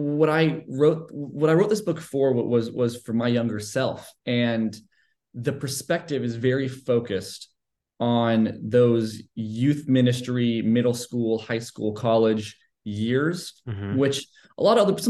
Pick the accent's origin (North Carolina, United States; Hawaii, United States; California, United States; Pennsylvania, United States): California, United States; Los Angeles; moved away as an adult; now in Texas, United States; I was born in Los Angeles, California